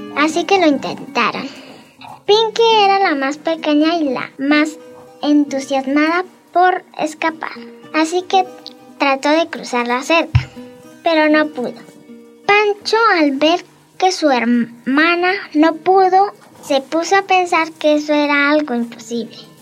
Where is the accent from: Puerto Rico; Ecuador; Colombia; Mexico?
Colombia; Cincelada, Santander; Soy del corregimiento de Cincelada. vivo en Anacal Bajo